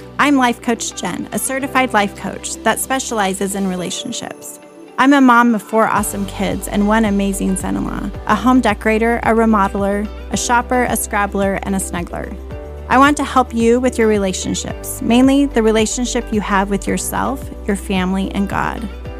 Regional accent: Guantanamo Bay, Guantánamo, Cuba; born there; So I was born in Cuba, which is interesting to people.

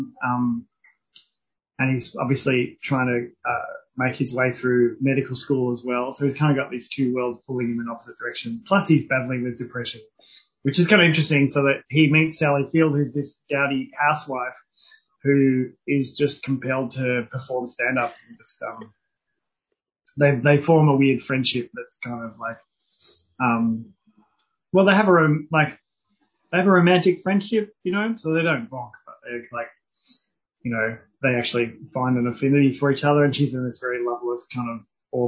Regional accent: Canada; I'm a Canadian

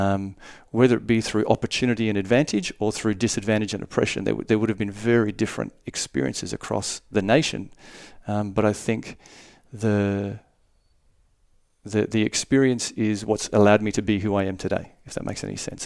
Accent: Darwin, Northern Territory, Australia; I was born in Darwin and I grew up there

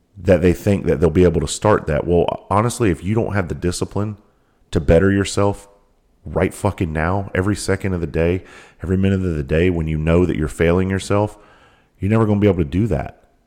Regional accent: South Carolina, United States; I grew up in South Carolina, the most southern tip of South Carolina

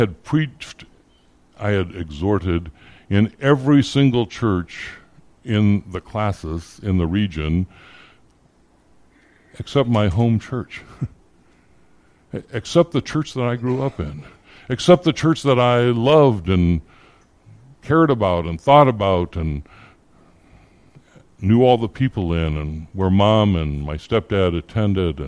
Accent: Phoenix, Arizona, United States; also born or lived in Iowa; I grew up in the Phoenix Christian Reformed Church. I started going there when I was 8 years old, when my family moved from Iowa, and I was a member there for late into my 30s

